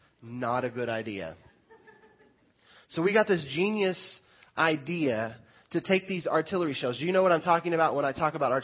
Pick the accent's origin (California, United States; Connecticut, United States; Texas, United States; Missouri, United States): Missouri, United States; Lamar; now in Mount Vernon, United States; I grew up in Lamar